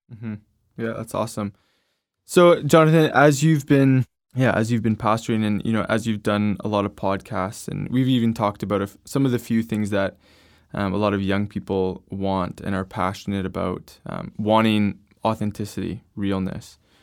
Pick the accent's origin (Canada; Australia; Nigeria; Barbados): Canada; I'm from Canada